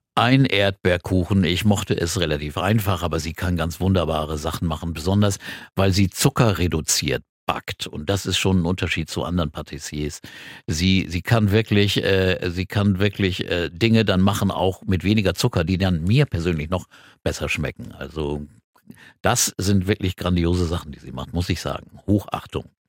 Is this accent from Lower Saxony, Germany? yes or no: yes; Quakenbrück, Lower Saxony, Germany; moved away as an adult; also born or lived in Bramsche / Hamburg; ich bin in Bramsche geboren, das ist eine Stadt bei, bei Osnabrück und dann nach Quakenbrück gezogen. Das ist für mich meine Heimatstadt.